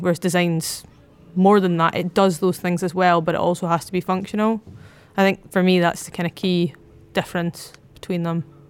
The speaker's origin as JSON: {"language": "English", "town": "Edinburgh", "region": "Scotland", "country": "United Kingdom", "said": "I'm from Edinburgh."}